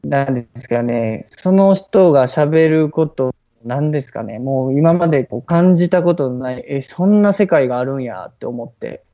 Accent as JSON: {"language": "Japanese", "town": "Toyonaka", "region": "Osaka", "country": "Japan", "tie": "born or raised there", "said": "大阪の豊中っていうところ"}